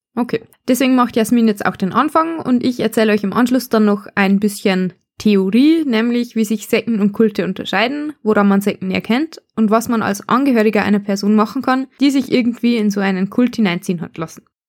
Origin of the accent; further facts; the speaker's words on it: Bavarian Forest, Germany; accent: Bavarian; wir kommen beide aus dem Bayerischen Wald und unterhalten uns normalerweise im Dialekt